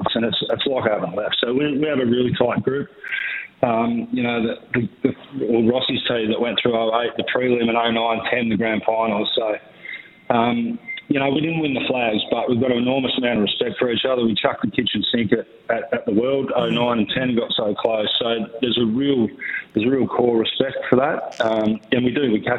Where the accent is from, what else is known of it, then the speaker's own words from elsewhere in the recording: Albury, New South Wales, Australia; We grew up in Albury together